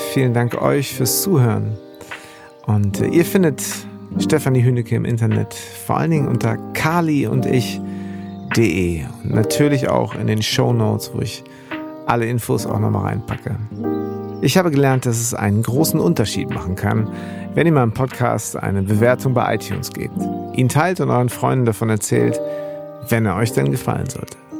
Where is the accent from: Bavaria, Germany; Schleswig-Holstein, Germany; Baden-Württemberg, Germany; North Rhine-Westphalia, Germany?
Schleswig-Holstein, Germany; Bad Segeberg; Ich bin da auch in Bad Segeberg groß geworden, zwischen Hamburg und Ostsee